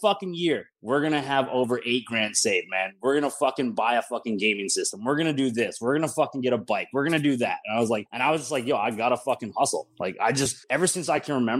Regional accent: Calgary, Alberta, Canada; moved away as an adult; now in Mexico; Born and raised in Calgary, Alberta, Canada. I lived there my whole life

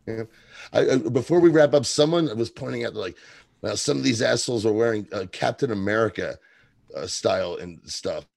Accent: Kentucky, United States; moved away; I'm from Kentucky originally and have relatives

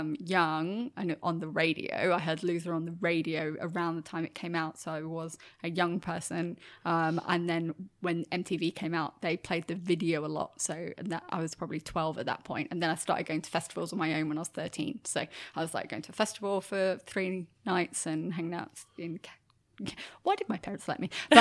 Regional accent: Germany; also born or lived in Melbourne / Brisbane; now in Australia; Well, I'm from Germany actually. Sure. And when I moved to Australia, when my family moved to Australia because my dad got a job in Melbourne.

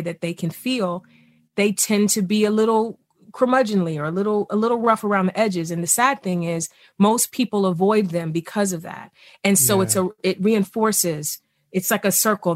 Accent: East Cleveland, Ohio, United States; I grew up poor in East Cleveland.

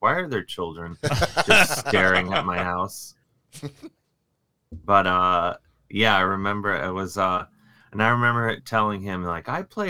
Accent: Cleveland, Ohio, United States; I grew up in Cleveland

